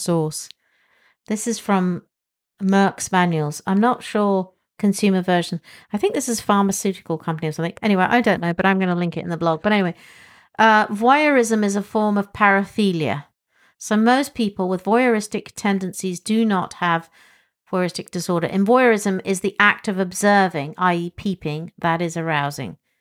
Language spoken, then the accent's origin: English; England, United Kingdom; as an English person